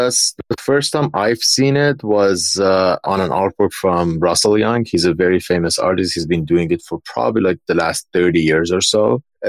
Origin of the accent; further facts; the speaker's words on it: Dubai, United Arab Emirates; also born or lived in Iran; So I grew up in Dubai. No, moving to Dubai from Iran was such a culture shock for me. Like I moved there when I was like around 11.